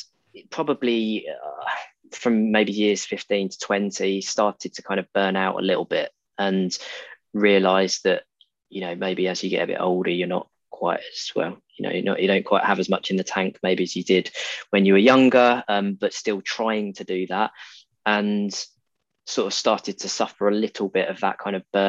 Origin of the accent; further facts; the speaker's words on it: Essex, East of England, United Kingdom; moved away as an adult; now in Exeter, United Kingdom; I grew up in Essex and went to university in Devon, so in Exeter, where I am now. And so I left Essex at the age of about 18, 19